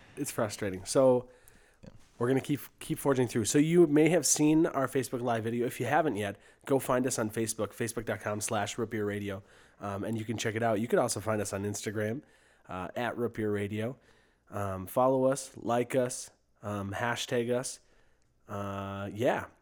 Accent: St. Joseph, Minnesota, United States; Bad Habit Brewing Company in Saint Joseph, Minnesota, my hometown.

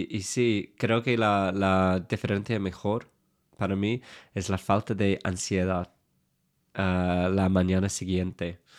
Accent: England, United Kingdom; Spanish is a second language; moved away; Creo que siendo inglés es claro lo que quiero decir.

